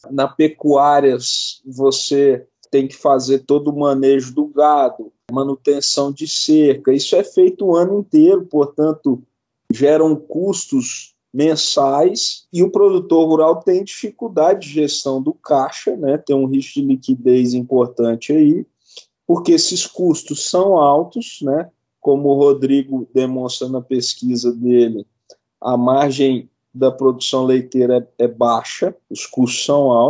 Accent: Monte Carmelo, Minas Gerais, Brazil; Eu sou mineiro, sou de, de uma cidade do interior de Minas chamada Monte Carmelo

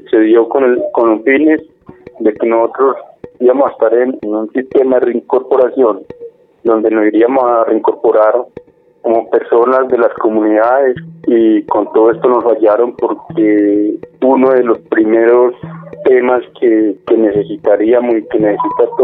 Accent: Ituango, Antioquia, Colombia; moved away; soy del municipio de Ituango. Hace tres años llegamos al espacio de Santa Lucía.

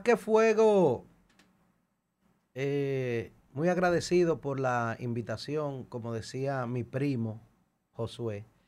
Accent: Dominican Republic

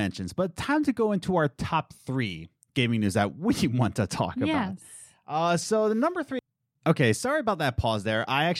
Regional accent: East Coast, United States; we're planning to move to the Midwest and we're from the East Coast

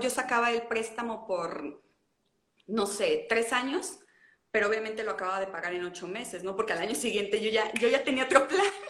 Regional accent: León, Guanajuato, Mexico; en la ciudad de origen, donde yo, yo de donde yo nací, que es León

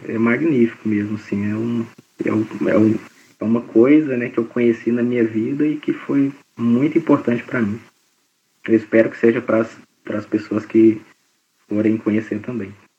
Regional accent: Belo Horizonte, Minas Gerais, Brazil; moved away as an adult; now in Goiânia, Brazil; eu estava em Belo Horizonte, que é minha cidade natal

